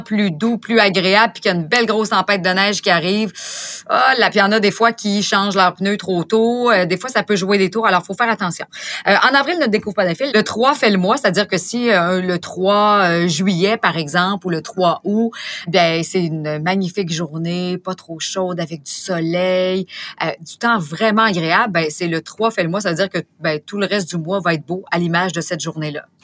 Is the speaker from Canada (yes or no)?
yes; Beauce, Quebec, Canada; je suis native de la Beauce